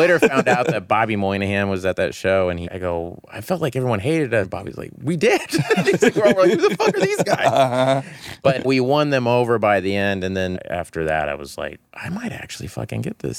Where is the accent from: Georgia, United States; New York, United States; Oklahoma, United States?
Oklahoma, United States; I was just like, I'm from Oklahoma. There's no way this is going to happen.